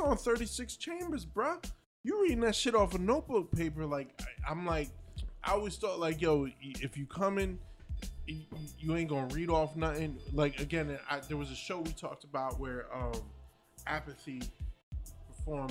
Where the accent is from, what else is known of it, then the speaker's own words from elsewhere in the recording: New Jersey, United States; I'm from Jersey.